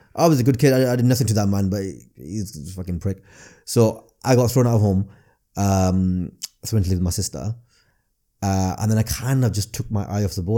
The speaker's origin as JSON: {"language": "English", "town": "Blackburn", "region": "North West England", "country": "United Kingdom", "tie": "born or raised there", "accent": "northern", "said": "growing up in Blackburn"}